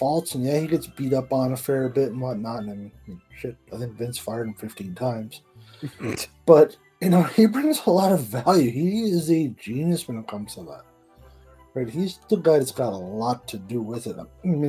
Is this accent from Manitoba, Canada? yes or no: no; Port Union, Newfoundland and Labrador, Canada; moved away as an adult; I'm from Newfoundland, Port Union, Newfoundland.